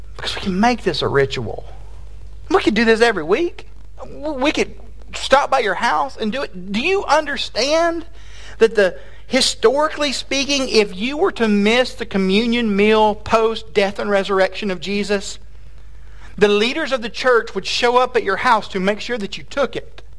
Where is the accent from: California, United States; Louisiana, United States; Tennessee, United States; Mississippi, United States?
Tennessee, United States; moved away as an adult; also born or lived in Fort Worth, Texas; now in Texas, United States; I am from Tennessee